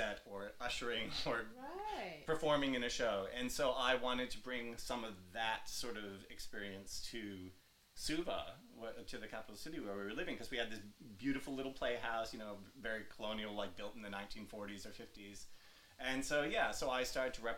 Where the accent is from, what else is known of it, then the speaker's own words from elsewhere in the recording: New York, United States; moved away as an adult; now in Australia; because I was in New York, I'm a New Yorker